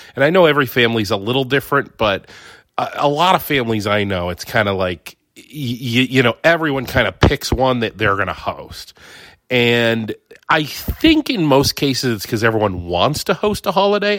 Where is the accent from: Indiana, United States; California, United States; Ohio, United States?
Ohio, United States; moved away; I'm from Ohio